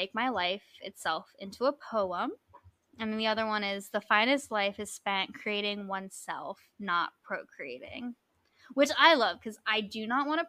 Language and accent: English; Hawaii, United States; I was born in Hawaii. My mom was raised in Hawaii. I have a Hawaiian name. I'm not indigenously Hawaiian